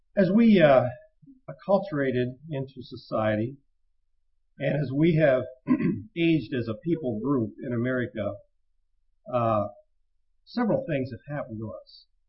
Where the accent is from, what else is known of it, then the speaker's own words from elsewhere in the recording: United States; We as American citizens